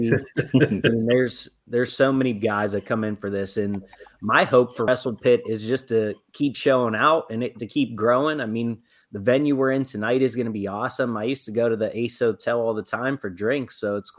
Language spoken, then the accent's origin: English; Pittsburgh, Pennsylvania, United States; who I'm from Pittsburgh in my rookie year